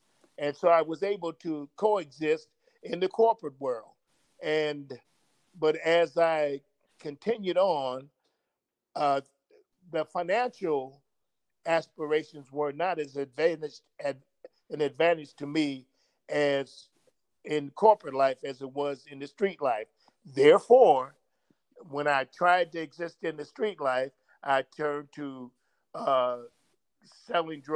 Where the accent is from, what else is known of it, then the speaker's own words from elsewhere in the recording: Los Angeles, California, United States; now in Desert Hot Springs, United States; I was raised in South Central Los Angeles, which was predominantly black